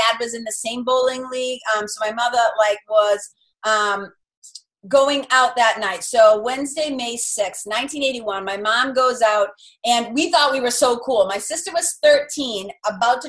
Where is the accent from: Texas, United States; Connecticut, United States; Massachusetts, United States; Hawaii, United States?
Massachusetts, United States; Lawrence; accent: Boston; I grew up in a tough little river. I would say it's like a mill town. It's like a river city. There's a river that runs right through the Merrimack River. So a little city called Lawrence, Mass.